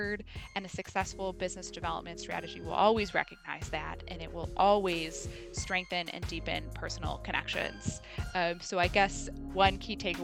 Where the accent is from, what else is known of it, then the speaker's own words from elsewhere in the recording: Milwaukee, Wisconsin, United States; my hometown. One of my favorite places to visit is Milwaukee's Third Ward